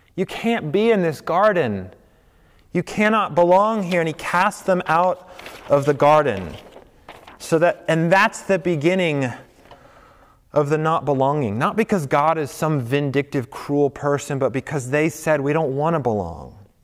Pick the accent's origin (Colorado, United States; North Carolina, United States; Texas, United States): Colorado, United States; moved away as an adult; also born or lived in New York / the Midwest; I grew up in Colorado